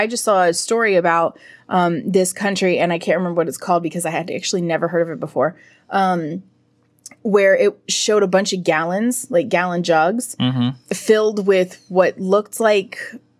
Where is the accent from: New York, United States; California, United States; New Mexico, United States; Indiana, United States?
New Mexico, United States; I'm from New Mexico, man.